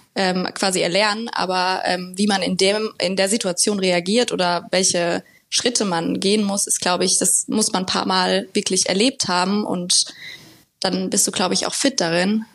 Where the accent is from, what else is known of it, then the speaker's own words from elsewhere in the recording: Limburg-Weilburg district, Hesse, Germany; moved away as an adult; now in Frankfurt, Germany; ich komme aus, also meine Eltern wohnen im Kreis Limburg-Weilburg, wo ich herkomme